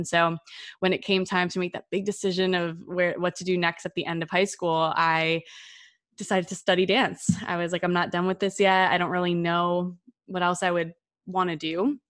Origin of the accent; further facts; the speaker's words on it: New Jersey, United States; I grew up in the Northeast, so in New Jersey, in a very loud Italian-American family and in like the suburbs.